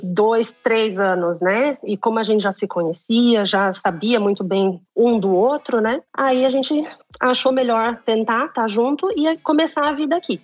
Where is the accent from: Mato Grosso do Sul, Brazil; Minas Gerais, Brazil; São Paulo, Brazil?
Mato Grosso do Sul, Brazil; Campo Grande; moved away as an adult; also born or lived in Campinas; now in Germany; eu sou de Campo Grande, Mato Grosso do Sul. Então eu já morava longe há muito tempo